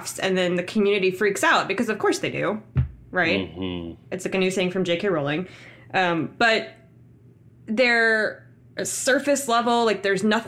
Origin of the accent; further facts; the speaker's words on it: Philippines; I'm Filipino